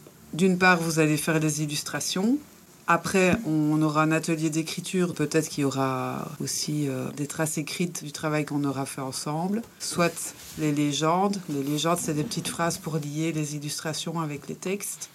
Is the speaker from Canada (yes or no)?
no; Belgium; now in Brussels, Belgium; maintenant, j'habite à Bruxelles, mais je suis née dans une cité à Frépon.